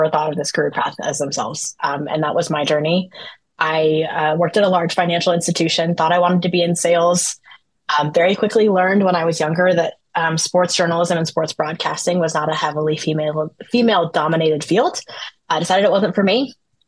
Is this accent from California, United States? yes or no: no; Denver, Colorado, United States; I'm from the Denver area